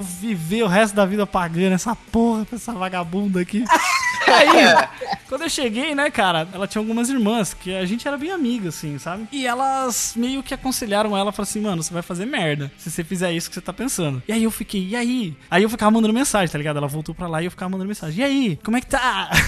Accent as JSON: {"language": "Portuguese", "region": "interior of São Paulo", "country": "Brazil", "said": "eu sou do interior de São Paulo"}